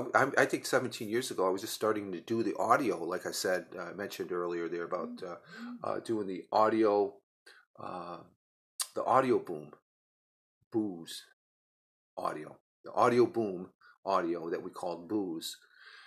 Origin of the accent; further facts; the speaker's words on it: New York, United States; being a New Yorker, but also deals with social media